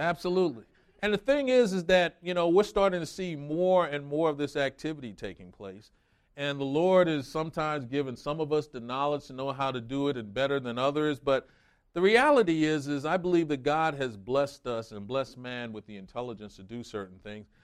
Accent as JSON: {"language": "English", "region": "New York", "country": "United States", "tie": "born or raised there", "moved": "yes", "said": "I grew up in New York"}